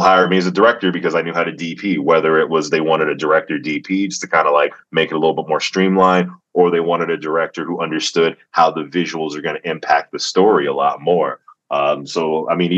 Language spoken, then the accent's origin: English; Atlanta, Georgia, United States; I grew up in the South. I grew up in Atlanta, Georgia